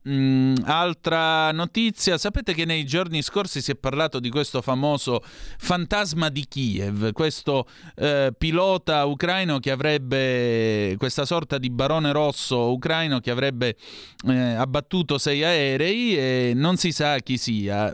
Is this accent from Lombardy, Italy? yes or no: no; Calabria, Italy; dalle mie parti in Calabria